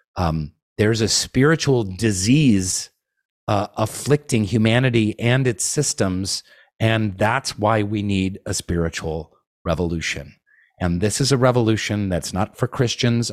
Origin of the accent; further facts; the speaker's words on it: Seattle, Washington, United States; also born or lived in Nicaragua; I was born and raised in Seattle for the most part. We spent three years in, uh, Nicaragua